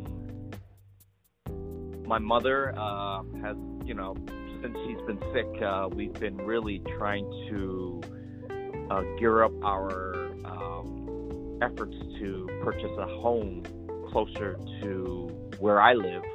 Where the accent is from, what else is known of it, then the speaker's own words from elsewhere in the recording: United States; growing up in the United States